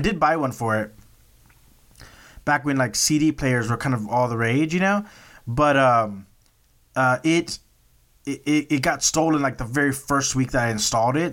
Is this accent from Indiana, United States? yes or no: no; Texas, United States; I'm from Texas